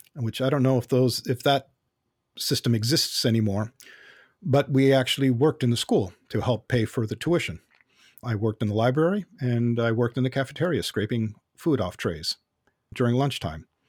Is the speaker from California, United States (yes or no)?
yes; Los Angeles, California, United States; I was born in, uh, Los Angeles, North Hollywood, specifically in, uh, Southern California, and that's where I grew up